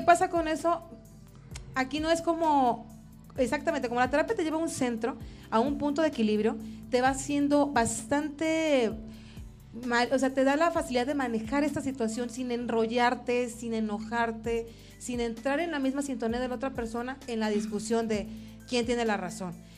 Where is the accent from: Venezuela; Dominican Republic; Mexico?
Mexico; tratamientos ancestrales que venimos manejando, para empezar como mexicanos desde hace muchas generaciones atrás